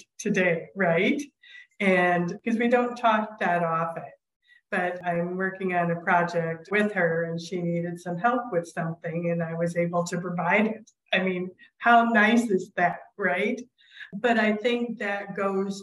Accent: Clinton, Iowa, United States; first language sign language; English is a second language; both my brother and I learned how to speak at Mount St. Clair Academy in Clinton, Iowa

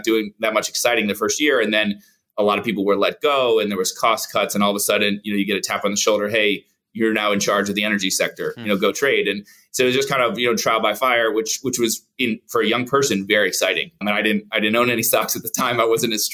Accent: Plantation, Florida, United States; also born or lived in Atlanta / New York City; I'm born and raised in Florida, Plantation, Florida, kind of a suburb of Fort Lauderdale

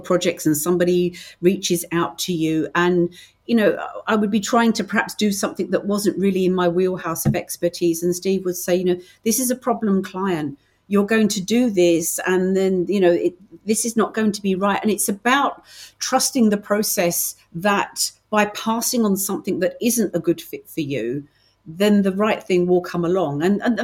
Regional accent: United Kingdom; accent: British; I'm very, very British.

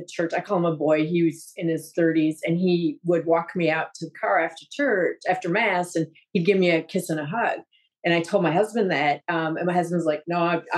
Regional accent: Wisconsin, United States; now in Florida, United States; I grew up in Wisconsin, Catholic

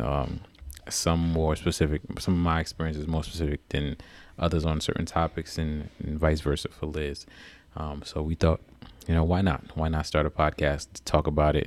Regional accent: Newark, New Jersey, United States; also born or lived in New York City; now in Washington D.C. metro area, United States; I grew up in uh, Newark, New Jersey. Um, born and raised there.

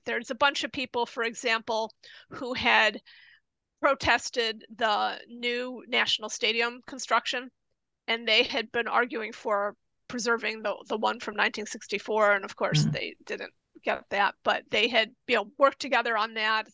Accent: United States; now in Japan; I'm American

